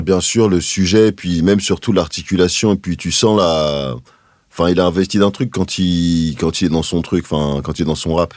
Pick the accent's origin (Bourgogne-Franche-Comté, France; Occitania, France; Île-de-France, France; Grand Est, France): Île-de-France, France; Paris; j'ai grandi dans le 20e arrondissement